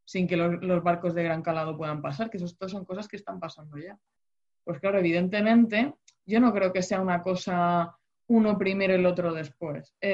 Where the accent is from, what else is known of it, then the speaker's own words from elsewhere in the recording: Spain; En el caso de España, que somos la huerta de Europa y demás